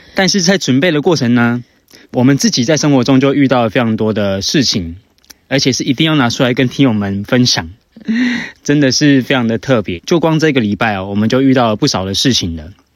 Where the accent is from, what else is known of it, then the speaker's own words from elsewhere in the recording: Taoyuan, Taiwan; 我们是桃园人